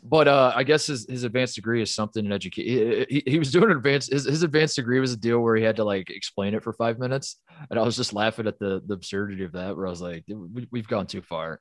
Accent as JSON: {"language": "English", "region": "Midwest", "country": "United States", "said": "I'm from the Midwest"}